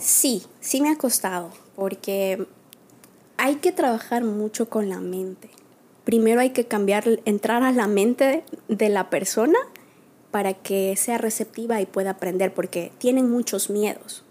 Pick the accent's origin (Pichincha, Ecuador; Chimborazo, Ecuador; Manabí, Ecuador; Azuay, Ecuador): Pichincha, Ecuador; Quito; also born or lived in La Maná, Cotopaxi, Ecuador; now in New York, United States; por el trabajo de mi papá nos radicamos en Quito, por eso yo crecí en Quito, ahí estudié en la escuela primaria